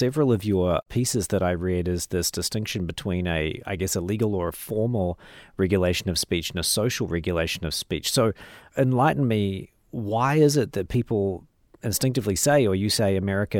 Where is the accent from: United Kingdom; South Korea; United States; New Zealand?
New Zealand; I'm from New Zealand